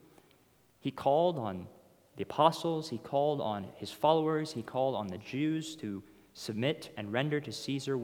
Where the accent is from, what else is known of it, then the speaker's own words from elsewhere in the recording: United States; As American Christians